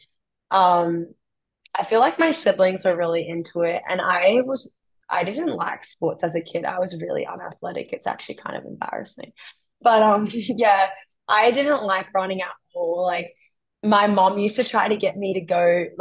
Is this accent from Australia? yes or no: yes; Australia; moved away as an adult; now in Florida, United States; I came from the East Coast in Australia